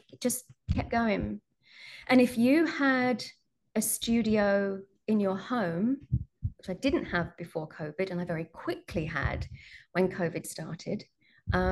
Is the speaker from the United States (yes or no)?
no; United Kingdom; I'm British